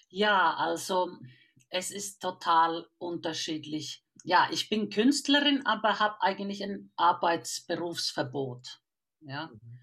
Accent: Finland; now in Germany; Ich bin eine Vollfinnin. Ich komme aus dem Land von den tausenden Seen und der Mitternachtssonne

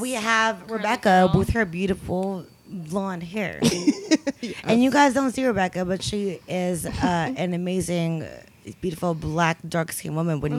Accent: the Bay Area, California, United States; I'm from the Bay.

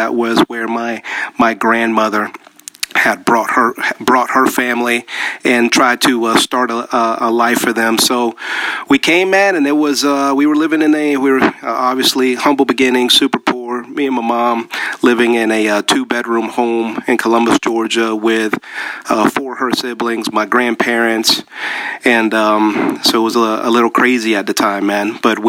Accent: Panama; born there; Both of my parents are actually Colombian, but I was born in Panama, which is Central America.

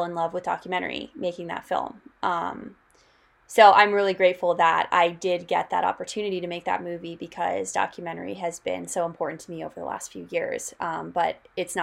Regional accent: Denver, Colorado, United States; I'm from Denver, Colorado originally, and then a lot of my family is in Oklahoma City.

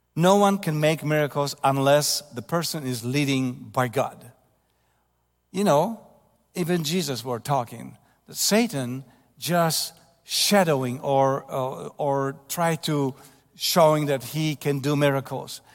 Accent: Ostróda, Warmian-Masurian Voivodeship, Poland; English is a second language; moved away; Ostruda, my hometown, where I was born later in nineteen fifty-eight

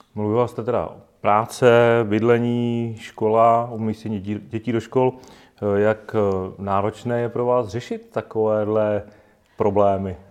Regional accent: Czechia; my jako Češi

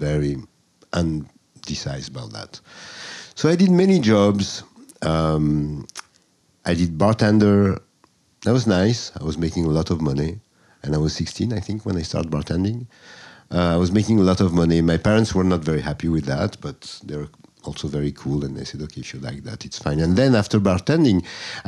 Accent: Marseille, Provence-Alpes-Côte d'Azur, France; English is a second language; moved away as an adult; also born or lived in Paris, France / Egypt / Jerusalem; now in New York City, United States; I was born in Marseille, in the south of France

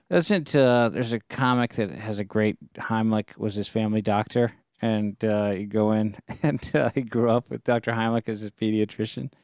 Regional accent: Bay Area, California, United States; we grew up in the Bay Area

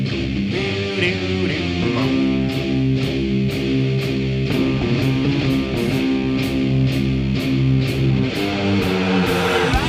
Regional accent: Ireland; we're an Irish podcast

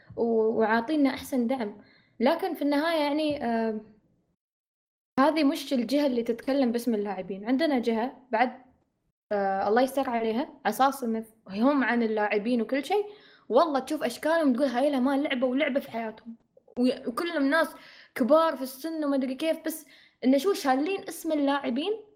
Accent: United Arab Emirates; نحن عندنا في الإمارات

